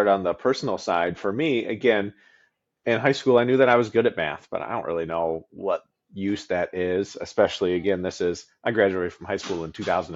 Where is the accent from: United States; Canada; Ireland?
United States; East Lansing, Michigan; also born or lived in Detroit, Michigan / Spring Arbor, Michigan; I spent most of my growing up years in mid-Michigan, actually lived in East Lansing and went to Hazlitt High School